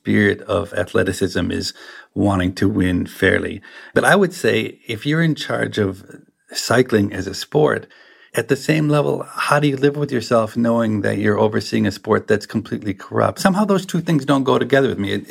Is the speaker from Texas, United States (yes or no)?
no; Minnesota, United States; I grew up in Minnesota